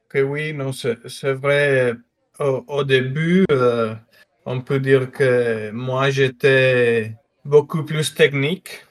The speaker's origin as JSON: {"language": "French", "region": "northern Mexico", "country": "Mexico", "moved": "yes", "said": "je suis mexicain, du nord du Mexique, euh, frontière avec les États-Unis"}